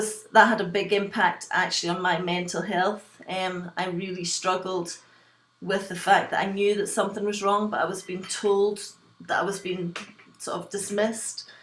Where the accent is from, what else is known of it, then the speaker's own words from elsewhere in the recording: west coast of Scotland, United Kingdom; also born or lived in Glasgow / Liverpool; I was born in Glasgow in Scotland, and I was brought up in a small fishing village on the west coast of Scotland